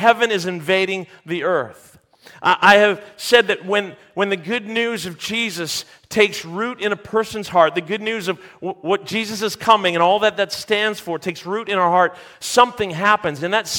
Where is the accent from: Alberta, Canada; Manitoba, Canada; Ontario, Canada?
Ontario, Canada; St. Catharines; also born or lived in Mississauga; I grew up in Mississauga and St. Catharines, half an hour on either side of the city of Hamilton